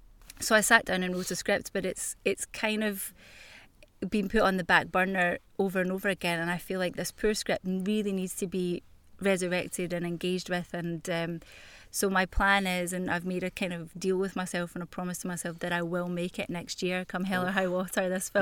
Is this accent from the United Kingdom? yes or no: yes; Glasgow, Scotland, United Kingdom; I mean, because I am Glaswegian.